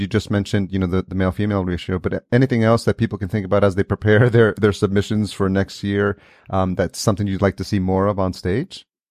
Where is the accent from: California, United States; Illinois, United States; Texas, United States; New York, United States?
New York, United States; moved away; I grew up in New York